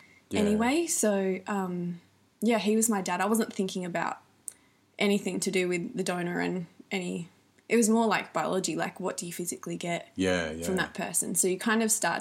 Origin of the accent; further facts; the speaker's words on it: the Riverland, South Australia, Australia; also born or lived in Melbourne, Australia; I grew up in the Riverland, South Australia